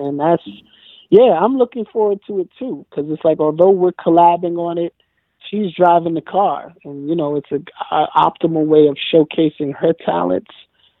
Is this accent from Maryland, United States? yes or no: no; New York City, New York, United States; Originally, I'm from Forest.